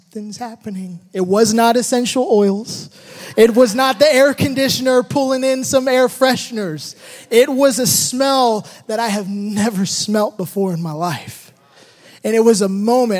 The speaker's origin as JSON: {"language": "English", "town": "Hayward", "region": "California", "country": "United States", "tie": "born or raised there", "said": "in the Bay Area, in a region that you love. This is where I grew up. I was born in Hayward"}